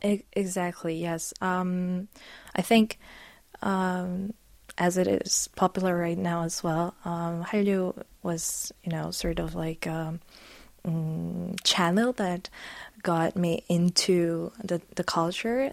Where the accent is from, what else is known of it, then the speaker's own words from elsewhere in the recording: Poland; English is a second language; I'm from Poland.